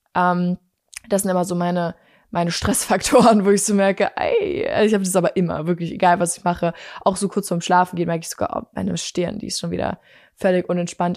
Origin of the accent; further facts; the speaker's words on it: Bavaria, Germany; also born or lived in Munich; Ich komme ja aus Bayern, das wissen ja einige von euch, und ich bin tatsächlich nicht hier geboren, wo ich jetzt lebe, sondern ich bin in München geboren